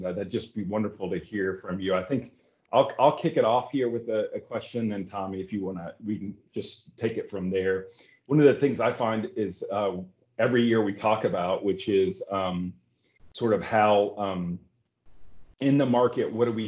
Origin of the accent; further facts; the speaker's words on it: United States; We're American.